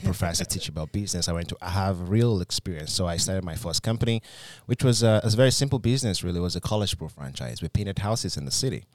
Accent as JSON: {"language": "English", "country": "Nigeria", "moved": "yes", "said": "when I came from Nigeria, I had a bit of an, a heavy accent. Some of my accent's still there"}